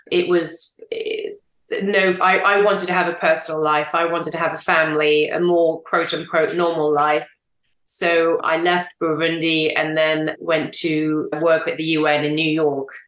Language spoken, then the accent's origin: English; England, United Kingdom; also born or lived in France; Two, coming home to England, which was also huge because I didn't really know where home was. I'm English and French, and I didn't think I'd be in either England or France.